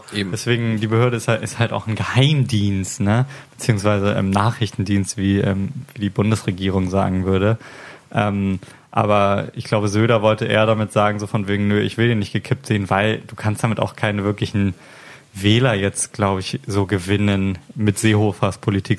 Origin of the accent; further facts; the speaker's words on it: Hamburg, Germany; ich komme aus Hamburg